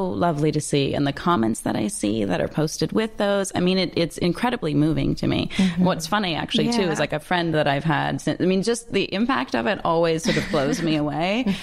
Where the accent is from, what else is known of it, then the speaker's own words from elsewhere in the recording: Toronto, Ontario, Canada; moved away; I grew up in Toronto and went to grade school there